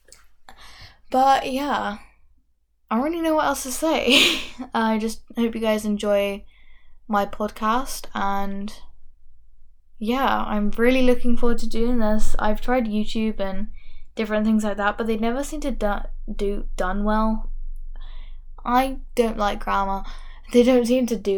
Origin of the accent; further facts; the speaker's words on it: London, United Kingdom; accent: Londoner, plus another place; I am got a Londoner accent, plus another place that no one has ever heard